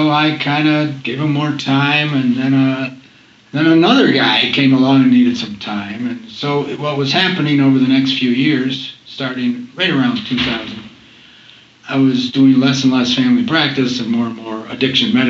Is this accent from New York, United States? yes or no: yes; Rochester, New York, United States; also born or lived in Boston, United States / Syracuse, United States; I grew up in Rochester, New York.